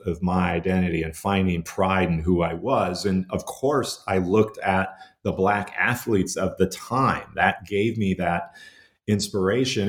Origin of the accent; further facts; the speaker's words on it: Minnesota, United States; growing up uh, in in Minnesota in the '70s and, and '80s